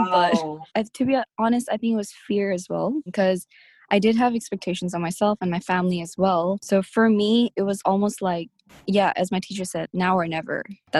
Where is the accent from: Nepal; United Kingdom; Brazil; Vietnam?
Nepal; I've never lived in a village in Nepal, even though I am from Nepal, and I'm quite detached from, like, I guess the community